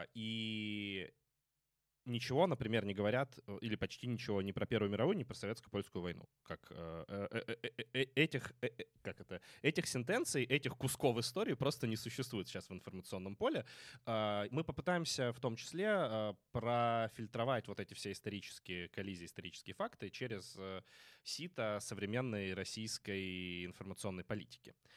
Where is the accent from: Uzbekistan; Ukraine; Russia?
Ukraine; Kremenchuk, Poltava Oblast; в моем родном городе Кременчуге